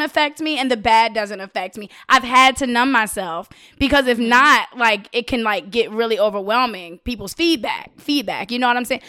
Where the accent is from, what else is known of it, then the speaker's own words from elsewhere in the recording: Richmond, Virginia, United States; I'm from Richmond, Virginia. I'm South